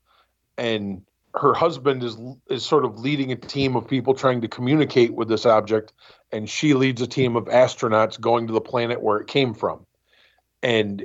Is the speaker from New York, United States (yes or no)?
yes; New York, United States; moved away; I grew up in New York, USA, Milky Way